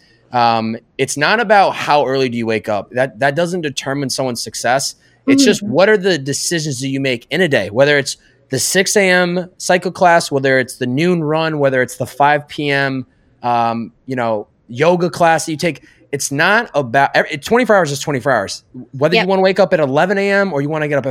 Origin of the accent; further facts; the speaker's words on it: Massachusetts, United States; moved away as an adult; also born or lived in New York; now in Southern California, United States; I'm from Massachusetts